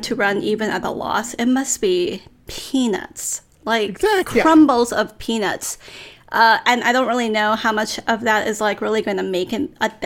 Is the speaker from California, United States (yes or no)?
yes; Los Angeles, California, United States; I actually am from Los Angeles